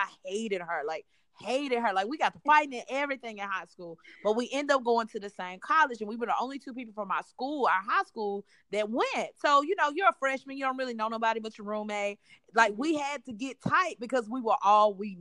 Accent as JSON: {"language": "English", "town": "Memphis", "region": "Tennessee", "country": "United States", "said": "I am hailing from the lovely city of Memphis, Tennessee"}